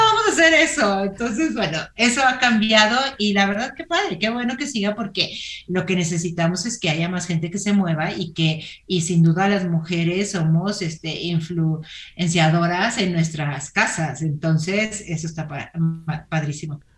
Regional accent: Torreón, Coahuila, Mexico; moved away as an adult; now in Mexico City, Mexico; yo soy de Torreón, en el solazo de Torreón, y allí corría

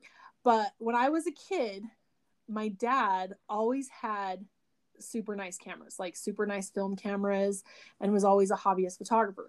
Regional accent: Burley, Idaho, United States; I grew up in Burley, Idaho born and raised, and I still live here in Burley, Idaho.

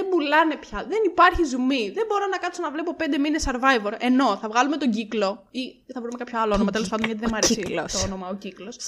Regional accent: Crete, Greece; Είμαι από την Κρήτη. I'm from Crete.

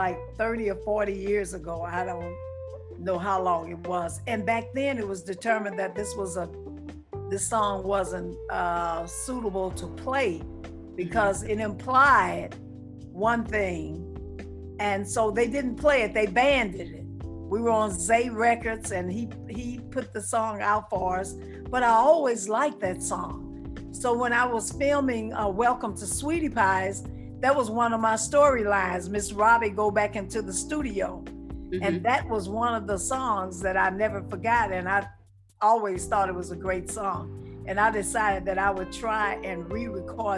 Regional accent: St. Louis, Missouri, United States; now in Jackson, United States; I'm from St. Louis

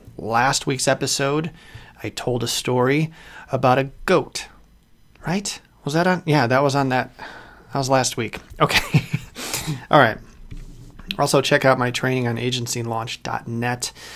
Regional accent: Chicago, Illinois, United States; moved away as an adult; also born or lived in Kalamazoo, Michigan; I'm from Chicago originally

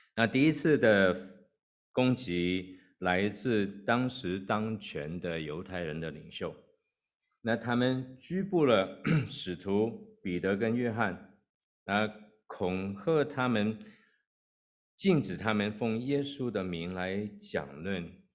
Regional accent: Hong Kong; moved away as an adult; also born or lived in Kowloon; now in United States; 我在香港出生，那也在香港长大，那是二十几岁我才跟太太一起移民到美国。那在香港的时候，呃，我是住在 ，呃，九龙的地方

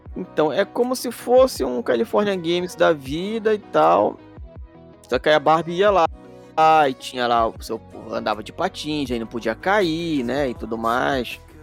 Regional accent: Pará, Brazil; eu sou do Pará

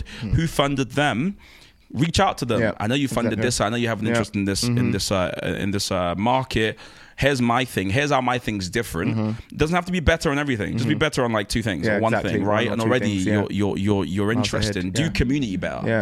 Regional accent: Nigeria; I'm a Nigerian man

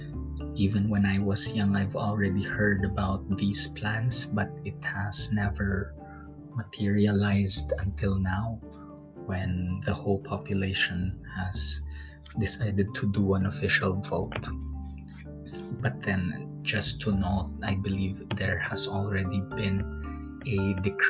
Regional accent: Mimaropa, Philippines; now in Paris, France; it is in my hometown

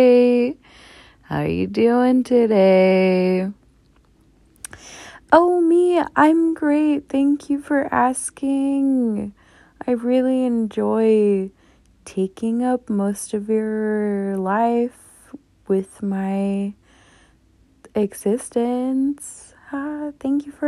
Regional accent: Southern California, United States; I grew up in Southern California

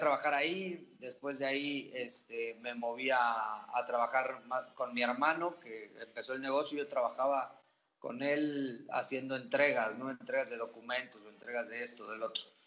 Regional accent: Santiago de Querétaro, Querétaro, Mexico; also born or lived in Oaxaca; yo soy de Querétaro.

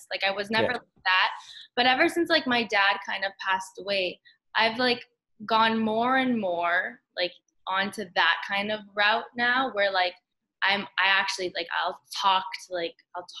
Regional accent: Canada; we're Canadian

